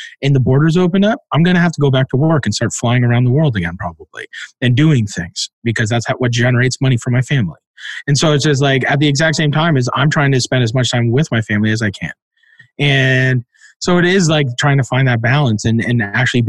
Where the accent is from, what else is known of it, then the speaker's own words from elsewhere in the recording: Canada; I grew up in Canada